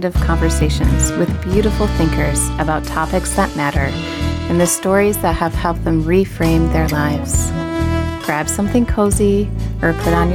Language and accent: English; Michigan, United States; accent: Michigan; they'll make fun of my Michigan accent as well